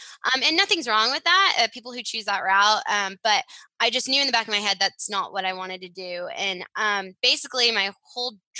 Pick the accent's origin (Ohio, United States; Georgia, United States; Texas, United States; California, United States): Texas, United States; Fort Worth; also born or lived in Stillwater, Oklahoma; I'm from Fort Worth, Texas.